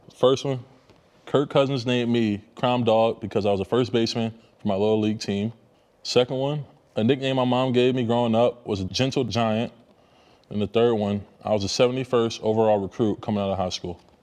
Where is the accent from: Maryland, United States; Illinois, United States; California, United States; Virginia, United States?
Maryland, United States; near FedEx Field; moved away as an adult; we used to practice like right behind FedEx Field